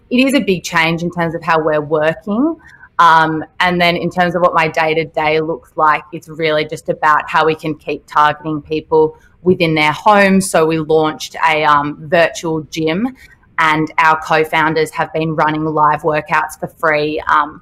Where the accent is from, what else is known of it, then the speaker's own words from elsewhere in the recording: Sydney, New South Wales, Australia; moved away as an adult; now in Melbourne, Australia; I'm from Sydney, so I moved to Melbourne in November